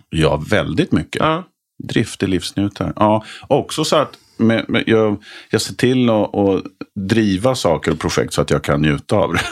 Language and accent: Swedish; Nykvarn, Stockholm County, Sweden; also born or lived in Malmö / Höllviken / Trollhättan; de formativa åren var ju Nykvarn utanför Södertälje. Alltså mm. Alltså tonåren